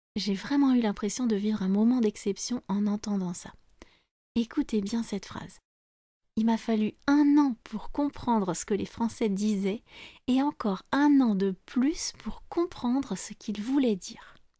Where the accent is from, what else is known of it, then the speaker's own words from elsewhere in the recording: France; je suis française